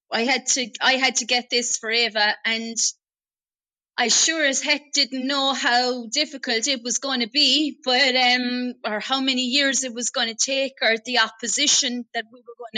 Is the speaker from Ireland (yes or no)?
yes; Ireland